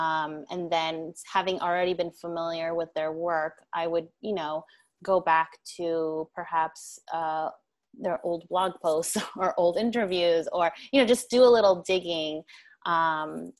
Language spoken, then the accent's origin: English; New York, United States; also born or lived in Korea / Chicago; I'm a New Yorker.